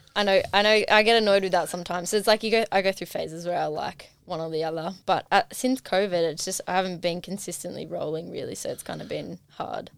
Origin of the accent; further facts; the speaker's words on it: Hawkesbury, Blue Mountains, New South Wales, Australia; now in Newcastle, Australia; I hail from the Blue Mountains, the Hawkesbury